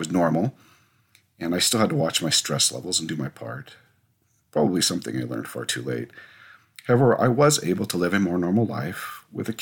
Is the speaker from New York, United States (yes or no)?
no; Whidbey Island, Washington, United States; moved away as an adult; also born or lived in northern Idaho; I grew up on Whidbey Island during my teenage years, and my parents still live there